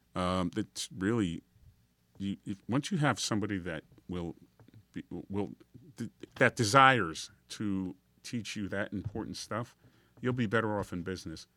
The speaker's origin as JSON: {"language": "English", "town": "Union Township", "region": "New Jersey", "country": "United States", "tie": "born or raised there", "accent": "Guido", "said": "I grew up in Union Township, which is up north. That's where I got my Guido accent from"}